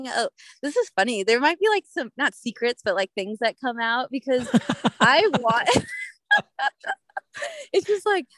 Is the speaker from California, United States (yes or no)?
yes; Southern California, United States; moved away as an adult; also born or lived in Yosemite; I grew up in Southern California